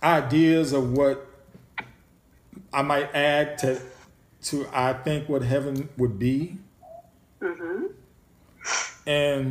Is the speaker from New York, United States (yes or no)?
yes; New York, United States; growing up in New York